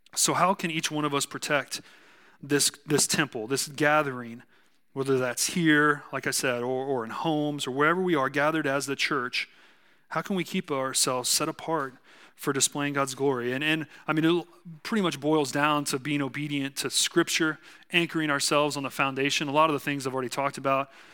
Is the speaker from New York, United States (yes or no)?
no; South Texas, United States; accent: southern; I'm from South Texas